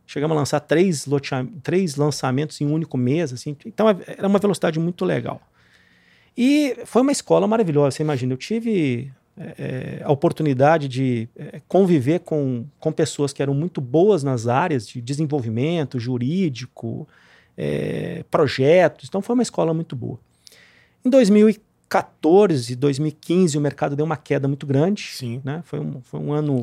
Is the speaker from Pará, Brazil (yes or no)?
no; Cachoeira do Sul, Rio Grande do Sul, Brazil; also born or lived in Porto Alegre; now in Minas Gerais, Brazil; sou gaúcho. Nasci em Porto Alegre. É, me criei numa cidadezinha do interior chama Cachoeira do Sul.